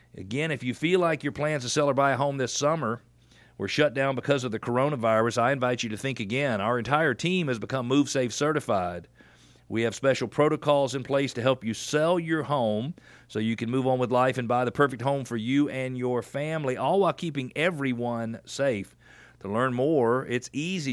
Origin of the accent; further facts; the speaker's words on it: Atlanta, Georgia, United States; I'm from Atlanta